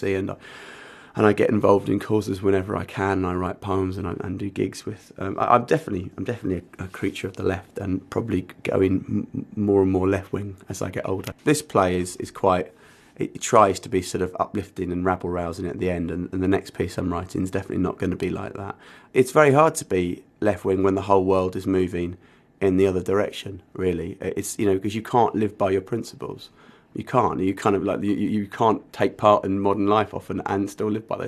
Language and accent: English; Essex, East of England, United Kingdom; moved away as an adult; also born or lived in Norwich; I came from Essex, and I went not very far up the A140, and I went to UEA